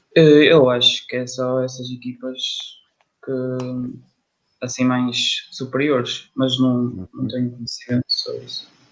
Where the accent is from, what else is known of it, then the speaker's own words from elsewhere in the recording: Braga, Norte, Portugal; Eu sou de Braga